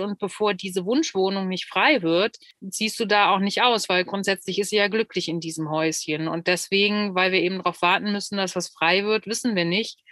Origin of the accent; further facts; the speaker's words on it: Solingen, North Rhine-Westphalia, Germany; kommen wir beide, da spreche ich für uns beide jetzt äh, akut gerade aus Solingen